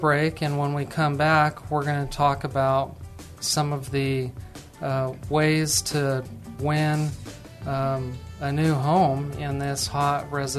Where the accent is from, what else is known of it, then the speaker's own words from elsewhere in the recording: New Mexico, United States; now in Texas, United States; And I'm not from Texas. I'm actually from New Mexico.